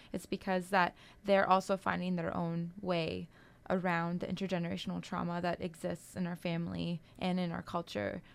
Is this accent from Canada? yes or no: yes; Kitigan Zibi and Long Point First Nation, Quebec, Canada; I'm Algonquin from Kitagon, C B, and Long Point First Nation.